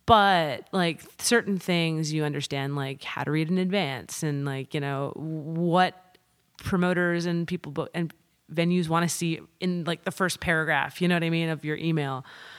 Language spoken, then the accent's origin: English; New York, United States; now in Nashville, United States; I'll say, oh, I'm from Nashville right now, you know? And people have this like reverence in their eyes of like, oh, Nashville. And I didn't get the same thing when I said, oh, I'm from New York.